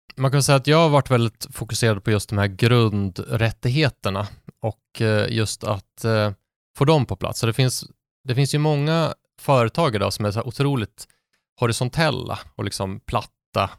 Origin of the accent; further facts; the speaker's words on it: Sundsvall, Västernorrland County, Sweden; Sundsvall där jag är från